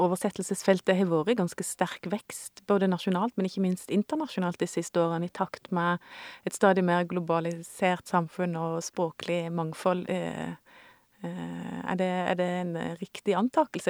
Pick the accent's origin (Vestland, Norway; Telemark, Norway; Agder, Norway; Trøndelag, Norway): Agder, Norway; Indre; jeg vokste opp i Indre Agder på 80-tallet